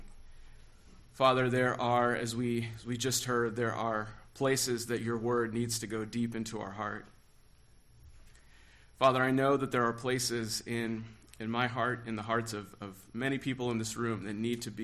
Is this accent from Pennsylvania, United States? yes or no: no; Los Angeles, California, United States; born or raised there